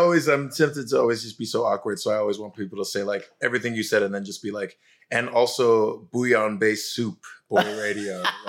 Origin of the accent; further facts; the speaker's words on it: California, United States; accent: Southern California; now in New York, United States; But like every once in a while, someone will be like, oh, you're from Southern California. I can hear it